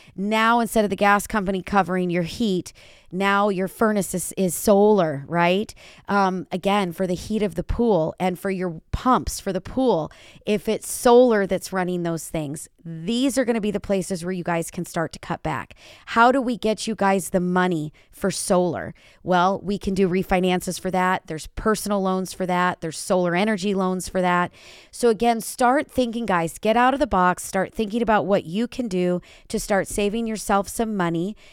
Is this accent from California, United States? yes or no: yes; California, United States; my hometown is California. This is where I'm sitting.